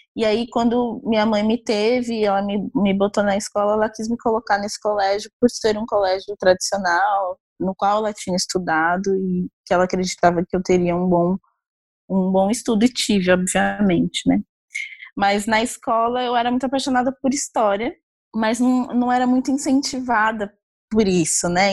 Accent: Osasco, São Paulo, Brazil; Eu sou nascida, eu nasci no centro de São Paulo, mas eu morei em Osasco, fui criada em Osasco, na Grande São Paulo

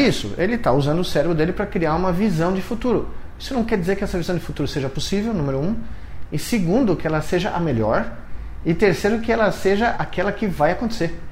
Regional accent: São Paulo, Brazil; existe alguém que nasceu aqui em São Paulo, né? muito perto daqui. Eu eh, nasci na Bela Vista, estudei a um quilômetro daqui, né? cresci em Moema

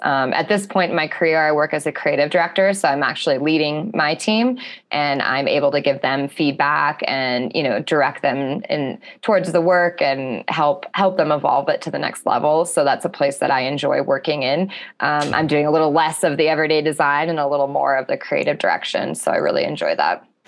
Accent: Alaska, United States; I'm from Alaska

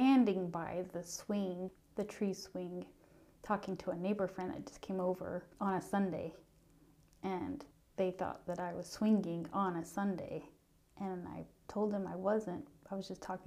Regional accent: North Carolina, United States; also born or lived in Payson, Utah; growing up in North Carolina

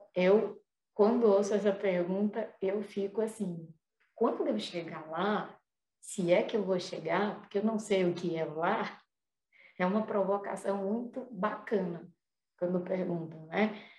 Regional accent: Fortaleza, Ceará, Brazil; moved away as an adult; also born or lived in Curitiba; Morei dez anos em Curitiba e voltei pra Fortaleza, sou daqui de Fortaleza

